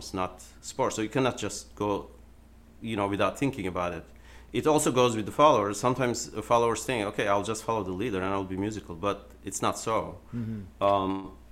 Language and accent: English; Turkey; moved away; I was born in Turkey, basically. So when I was a child, we would do Turkish folk dancing